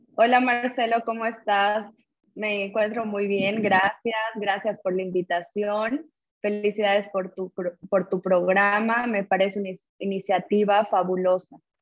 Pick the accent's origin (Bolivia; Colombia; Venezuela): Bolivia; Cochabamba; nací en Cochabamba, Bolivia, tuve acercamiento con familias empresarias desde muy joven